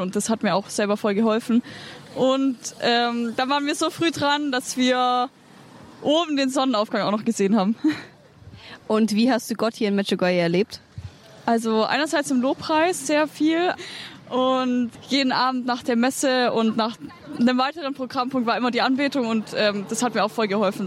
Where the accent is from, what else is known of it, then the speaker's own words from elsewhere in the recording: Illertissen, Bavaria, Germany; ich komme aus Illertissen